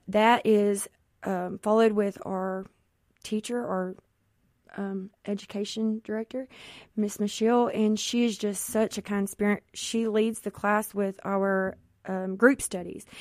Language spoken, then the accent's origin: English; Jackson, Mississippi, United States; I am from the Jackson Metro area